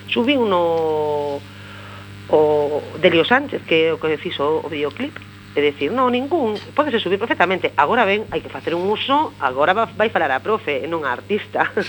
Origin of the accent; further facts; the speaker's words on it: Vigo, Galicia, Spain; first language Spanish; Galician is a second language; also born or lived in Santiago de Compostela; Eu son, eh, a miña lengua materna, eu son nacín en Vigo. Eh, eh, os meus, a, meu, a, a miña nai, o meu pai, educaronme en, en, en castelán. Eh, a miña lingua materna de feito é o castelán